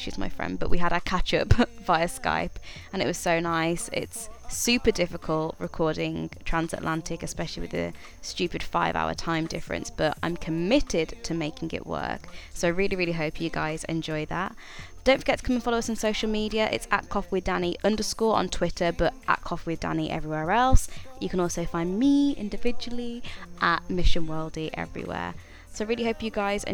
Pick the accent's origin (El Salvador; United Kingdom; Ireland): United Kingdom; accent: British; now in United States